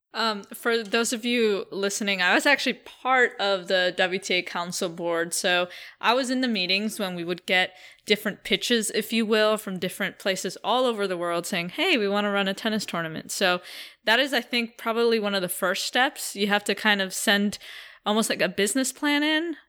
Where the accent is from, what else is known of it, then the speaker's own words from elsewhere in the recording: New York City, New York, United States; I grew up, uh, in two oh seventh and Broadway, Joe, so Uh, yeah, I, I grew up playing in Inwood